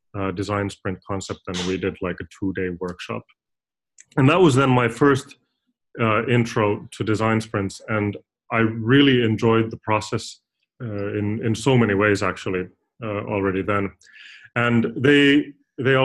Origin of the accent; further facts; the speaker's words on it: Finland; I'm originally from Finland